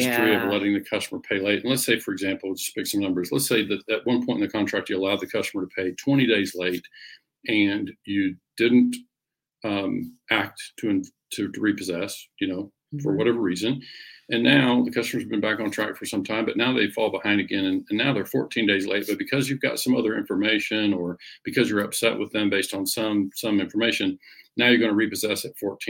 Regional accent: Oklahoma, United States; growing up in Oklahoma

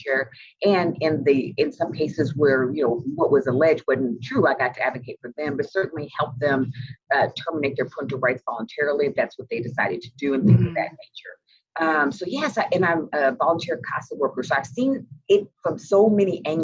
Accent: Indianapolis, Indiana, United States; I grew up in Indianapolis, Indiana

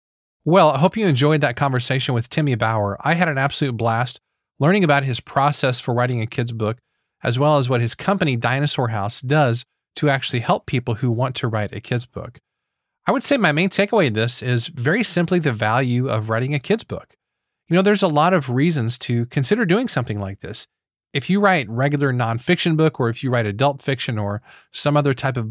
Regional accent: Missouri, United States; But I am from Missouri, so we're known for mispronouncing things.

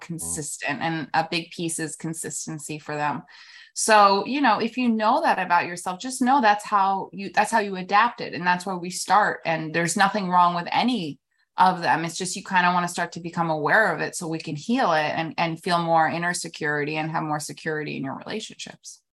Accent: New York City, New York, United States; moved away as an adult; also born or lived in New Jersey / Florida; now in Palm Beach, United States; born and raised in New York, um, city till, like, about seven or eight, then New Jersey, then back in the city.

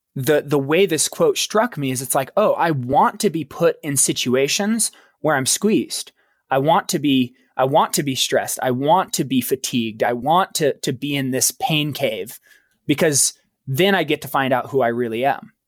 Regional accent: Baker City, Oregon, United States; I was born in small town Eastern Oregon, a little town called Baker City, Oregon.

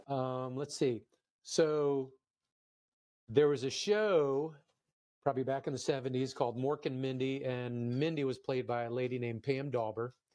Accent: Silver Spring, Maryland, United States; I grew up in Silver Spring, Maryland

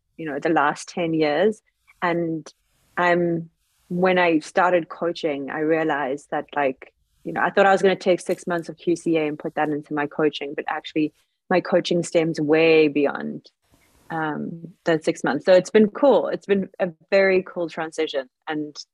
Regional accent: Cape Town, Western Cape, South Africa; also born or lived in Los Angeles; I am from Cape Town, South Africa. I'm here right now.

